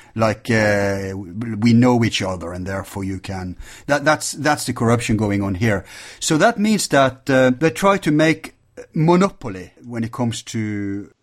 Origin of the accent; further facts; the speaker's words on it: Norway; Our problem in Norway is the oil, and we we are different from Sweden, Denmark, Finland, and uh, Iceland